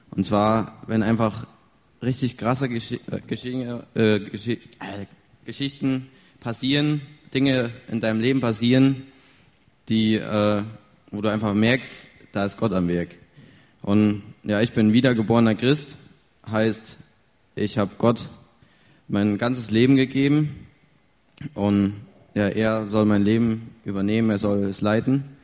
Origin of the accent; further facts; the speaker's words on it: Wilden, North Rhine-Westphalia, Germany; ich komme aus Wilden, liegt bei Willensdorf in der Nähe von Siegen.